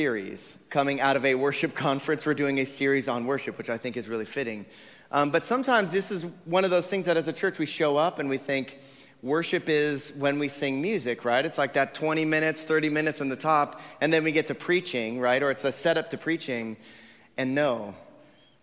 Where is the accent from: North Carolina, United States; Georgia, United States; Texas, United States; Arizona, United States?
Arizona, United States; Tucson; I grew up in Tucson